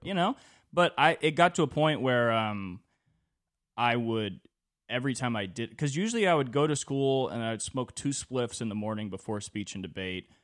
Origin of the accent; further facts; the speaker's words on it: California, United States; twenty-four growing up in California in two thousand twenty-three